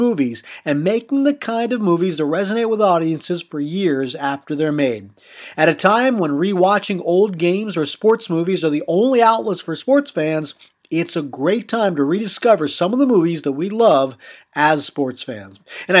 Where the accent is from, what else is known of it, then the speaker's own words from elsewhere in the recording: Middletown, Pennsylvania, United States; I'm from Middletown, Pennsylvania, home of Three Mile Island.